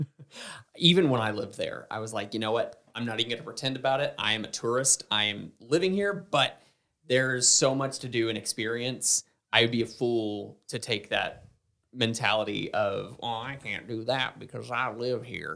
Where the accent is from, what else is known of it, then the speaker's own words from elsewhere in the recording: Southern United States, United States; accent: heavy Southern; being a Southerner